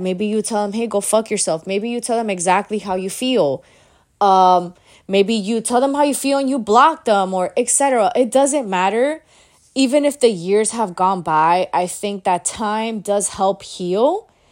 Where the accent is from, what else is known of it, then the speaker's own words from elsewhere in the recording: Miami, Florida, United States; I'm from Miami